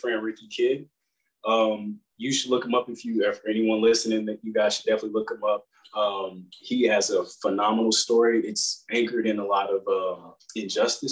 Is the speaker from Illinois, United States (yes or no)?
no; Kansas City, Kansas, United States; moved away as an adult; now in Georgia, United States; I'm originally from Kansas City